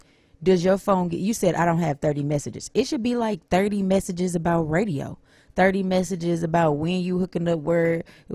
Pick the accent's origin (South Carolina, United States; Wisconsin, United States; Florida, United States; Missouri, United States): Missouri, United States; St. Louis; now in Detroit, United States; I'm from St. Louis, Missouri